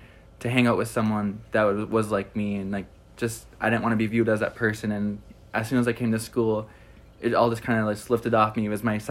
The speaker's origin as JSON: {"language": "English", "town": "Iron Mountain", "region": "Michigan", "country": "United States", "tie": "born or raised there", "said": "I'm from Iron Mountain, Michigan, which is in the UP, like 8 hours away from school"}